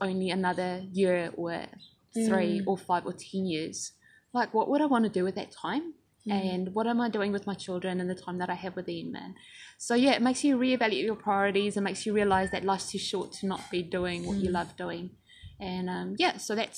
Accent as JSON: {"language": "English", "country": "South Africa", "moved": "as an adult", "lives_now": "New Zealand", "said": "I've moved to New Zealand from South Africa 13 years ago"}